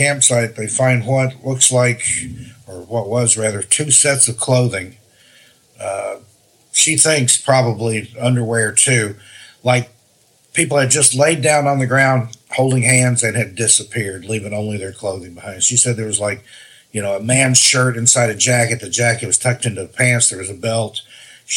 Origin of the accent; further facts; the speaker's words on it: Tennessee, United States; that's where I grew up